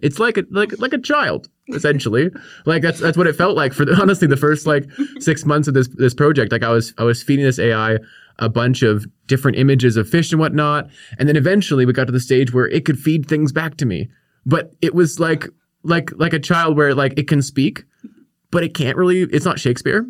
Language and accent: English; Victoria, British Columbia, Canada; I grew up here on the Kwongan territory in, in Victoria